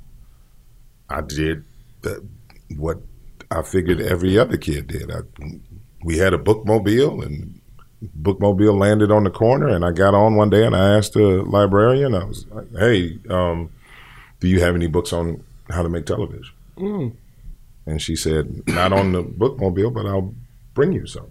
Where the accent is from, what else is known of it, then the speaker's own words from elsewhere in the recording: Gary, Indiana, United States; I'm from Gary, Indiana